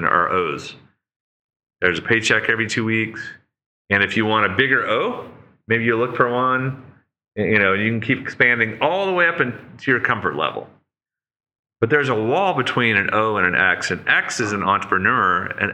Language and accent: English; Oklahoma, United States; moved away; we're farmers from Oklahoma, and we're just renting across the street